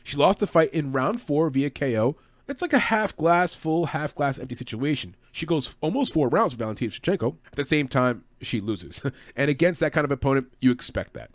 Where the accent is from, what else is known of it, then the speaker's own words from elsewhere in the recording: New York, United States; I'm from New York